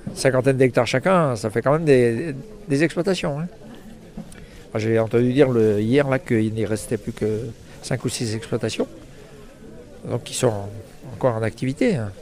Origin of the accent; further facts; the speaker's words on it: Brittany, France; Je suis de la Bretagne